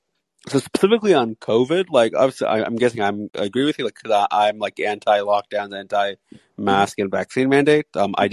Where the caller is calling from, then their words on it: California, United States; Southern California.